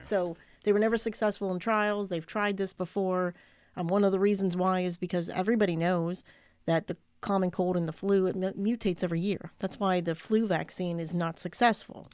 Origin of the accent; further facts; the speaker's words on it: United States; as an American